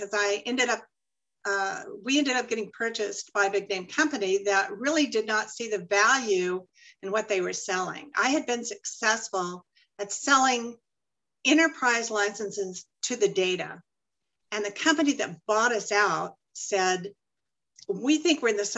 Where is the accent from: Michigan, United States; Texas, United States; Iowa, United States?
Texas, United States; Dallas; now in Arizona, United States; I'm actually from Dallas. I grew up in Oak Cliff